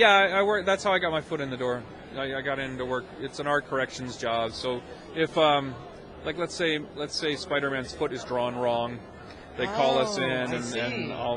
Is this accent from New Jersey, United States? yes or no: yes; New Jersey, United States; when I was growing up in New Jersey